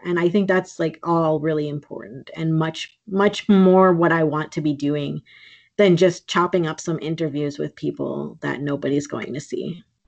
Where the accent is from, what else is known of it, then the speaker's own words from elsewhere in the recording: Green Bay, Wisconsin, United States; now in Minneapolis, United States; I grew up in Green Bay, Wisconsin, but uh, I live in Minneapolis and my family is from Sault Ste. Marie and Winnipeg originally